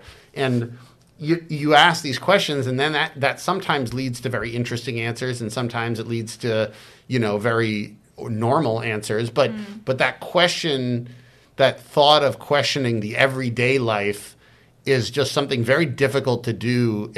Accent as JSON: {"language": "English", "country": "United States", "tie": "born or raised there", "also_born_or_lived": "China", "said": "I grew up in America."}